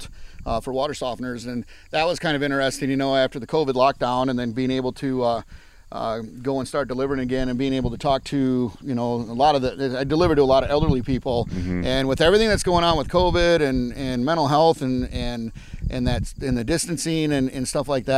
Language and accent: English; South Wayne, Wisconsin, United States; also born or lived in Long Beach, California; I grew up in South Wayne, Wisconsin, which is a town of about 400 people